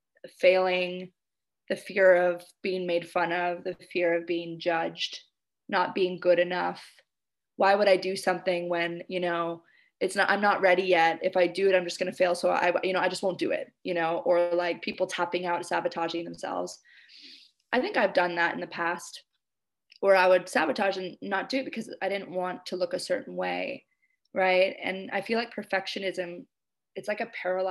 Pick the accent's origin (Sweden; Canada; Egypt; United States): Canada; moved away as an adult; now in Indonesia